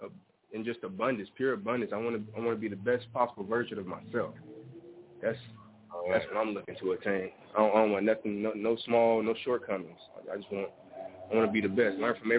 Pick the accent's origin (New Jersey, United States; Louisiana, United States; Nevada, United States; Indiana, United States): Nevada, United States; Las Vegas; I'm from Las Vegas. I'm actually here now.